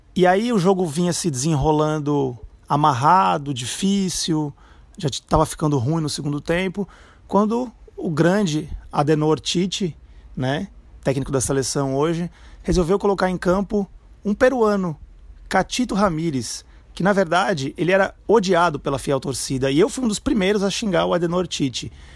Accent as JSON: {"language": "Portuguese", "region": "São Paulo", "country": "Brazil", "moved": "as an adult", "lives_now": "Fortaleza, Brazil", "said": "eu sou corintiano, sou de São Paulo, moro aqui há 18 anos"}